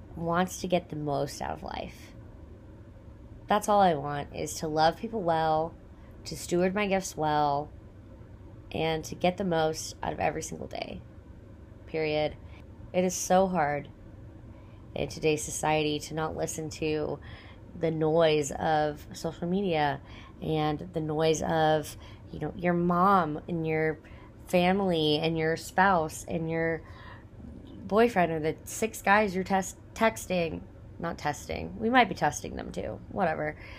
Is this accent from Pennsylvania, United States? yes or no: no; Texas, United States; I grew up in Texas, born and raised, hundred percent Texan